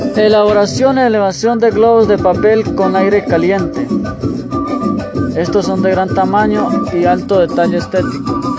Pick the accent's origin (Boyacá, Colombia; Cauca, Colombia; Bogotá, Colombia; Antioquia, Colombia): Cauca, Colombia; Bolívar; Mi tierra querida, Bolívar Cauca y su majestuoso cerro